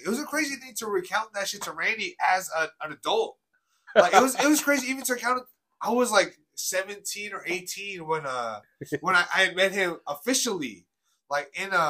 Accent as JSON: {"language": "English", "town": "South San Francisco", "region": "California", "country": "United States", "tie": "born or raised there", "said": "I grew up in South City, San Bruno. You know, shout out South City High School."}